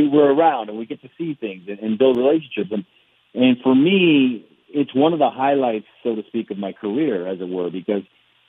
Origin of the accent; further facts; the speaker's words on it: Barstow, California, United States; I'm working for the LA Times, which was the newspaper I grew up reading in Barstow